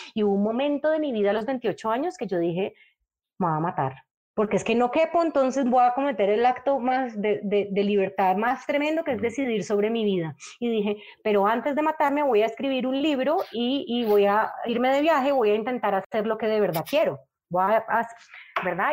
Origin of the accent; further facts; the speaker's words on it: Cali, Valle del Cauca, Colombia; yo soy de Cali y soy de, de un de Cali así muy parecido al que tocó a Claudia